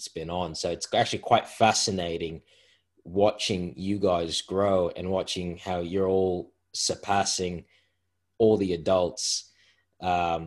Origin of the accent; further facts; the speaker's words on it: Australia; I'm a ninja from Australia